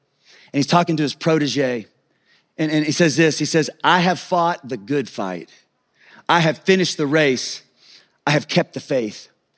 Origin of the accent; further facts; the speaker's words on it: Kansas, United States; I grew up in Kansas, out in the country.